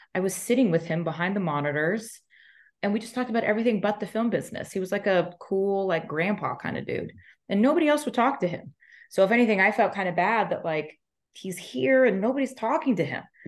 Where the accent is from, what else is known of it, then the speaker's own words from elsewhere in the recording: Texas, United States; moved away as an adult; also born or lived in Los Angeles; growing up in Texas, I just thought I was whiter than white bread.